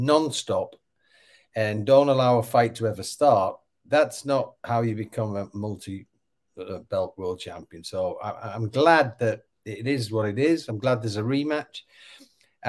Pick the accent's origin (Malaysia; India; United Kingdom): United Kingdom; England; I'm English and it's an Englishman and I'm patriotic